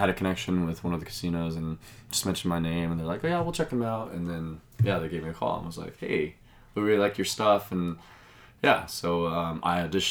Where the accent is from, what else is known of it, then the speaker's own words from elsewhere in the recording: Albuquerque, New Mexico, United States; moved away as an adult; also born or lived in Las Cruces, New Mexico; now in Las Vegas, United States; I grew up in Albuquerque, New Mexico